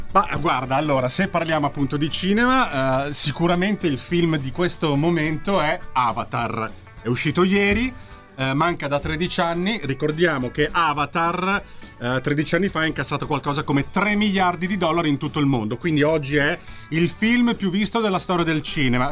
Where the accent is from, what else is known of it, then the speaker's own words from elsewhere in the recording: Southern Italy, Italy; io che sono terrone